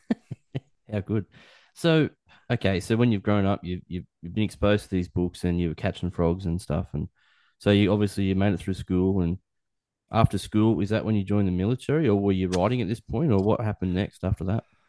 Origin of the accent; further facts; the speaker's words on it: Newcastle, New South Wales, Australia; I grew up in Newcastle